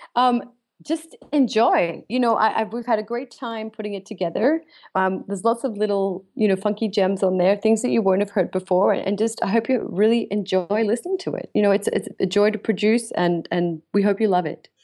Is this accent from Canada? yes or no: no; Australia; now in London, United Kingdom; I'm Australian born, so I, I go between the two